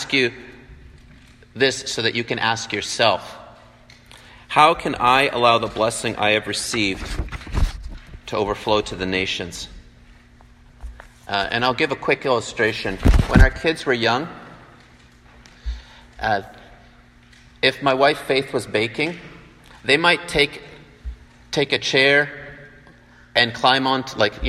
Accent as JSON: {"language": "English", "country": "Canada", "tie": "born or raised there", "also_born_or_lived": "Vancouver, Washington", "moved": "as an adult", "lives_now": "Taiwan", "said": "I'm from Canada originally, and I grew up to German parents"}